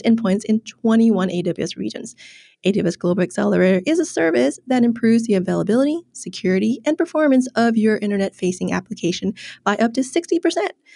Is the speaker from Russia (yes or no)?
no; Ho Chi Minh City, Vietnam; my hometown of Ho Chi Minh City in Vietnam.